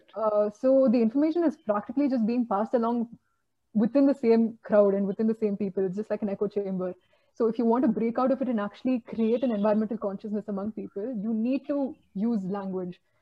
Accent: Bangalore, Karnataka, India; I'm from Bangalore

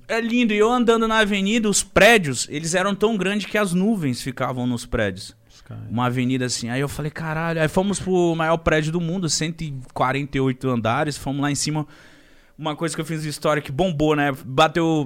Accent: Brazil; sou brasileiro

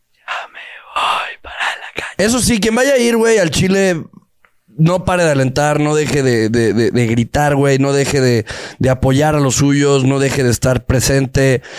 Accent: Guadalajara, Jalisco, Mexico; nací en- nací en Guadalajara, nací en Guadalajara

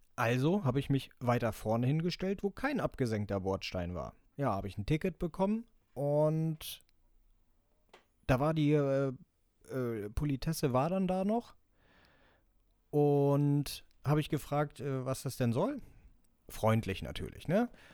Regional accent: Elmshorn, Schleswig-Holstein, Germany; Bei uns in Emshorn

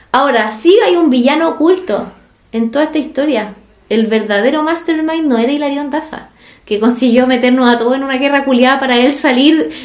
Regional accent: Chile; los chilenos no salimos tan bien parados

